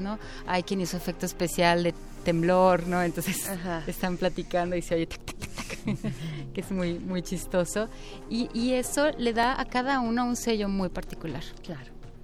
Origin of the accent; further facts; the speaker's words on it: Mina de San Miguel, Oaxaca, Mexico; now in Santo Domingo Zanatepec, Mexico; de Mina de San Miguel, de Mina en San Entonces yo, vine de San Miguel, ya vine a vivir aquí en Sanatepec, como 40 años